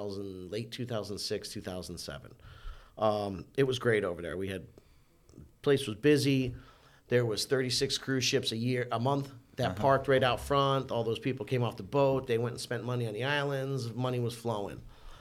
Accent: Toms River, New Jersey, United States; moved away as an adult; also born or lived in Scottsdale, Arizona / Hawaii / New York; I grew up on the Jersey Shore surfing.

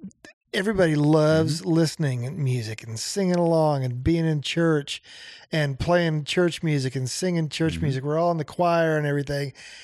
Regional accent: Nebraska, United States; moved away; I'm from Nebraska.

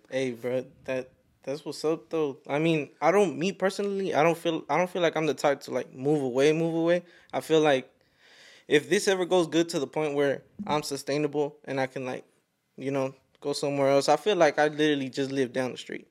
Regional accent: Fort Worth, Texas, United States; I'm from Fort Worth

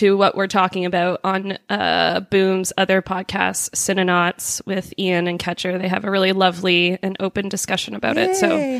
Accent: Greater Toronto Area suburbs, Ontario, Canada; now in Toronto, Canada; The suburbs of, in the greater Toronto area. I went to actually my hometown that I grew up in.

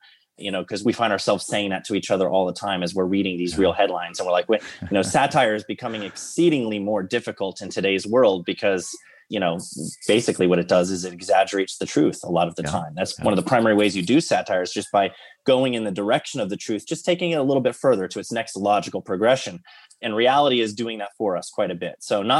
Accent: Washington, District of Columbia, United States; born there; So I am a pastor's kid. I was born in Washington, D.C., but I've lived all over the country.

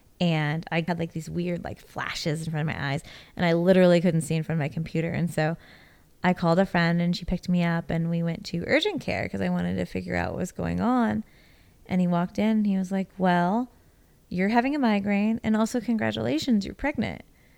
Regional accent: Houston, Texas, United States; born there; I've been in Texas since 2009, but actually I was born here in Houston in 1983.

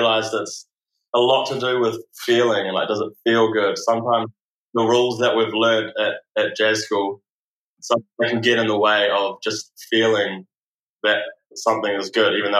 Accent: Wellington, New Zealand; I grew up in Wellington.

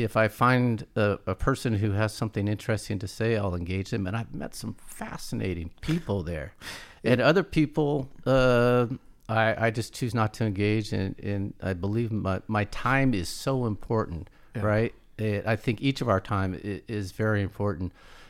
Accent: Oakland, California, United States; I come from Oakland and we didn't have a lot of money.

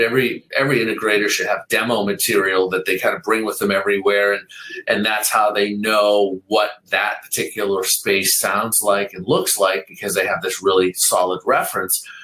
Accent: Boston, Massachusetts, United States; I grew up in Boston

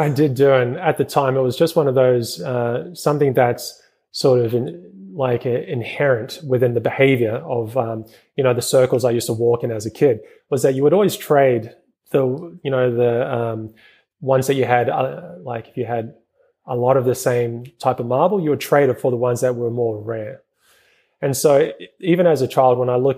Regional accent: New Zealand; moved away; originally I'm from New Zealand.

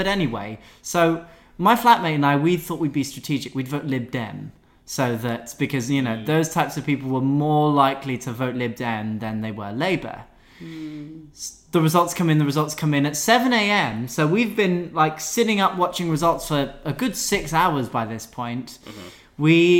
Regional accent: Scotland, United Kingdom; as a Scot, well, as someone who's going to be voting in a Scottish constituency

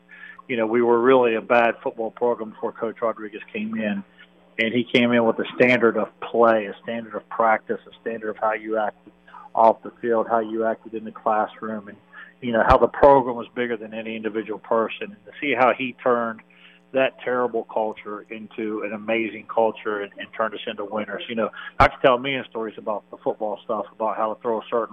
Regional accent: Shinnston, West Virginia, United States; moved away as an adult; also born or lived in Northern Michigan / California, Pennsylvania; I'm from Shenstone, West Virginia, the Clarksburg-Bridgeport area there. Born and raised there, played high school ball at Lincoln

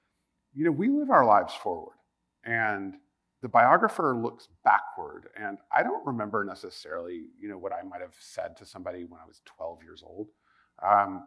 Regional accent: United States; as an American

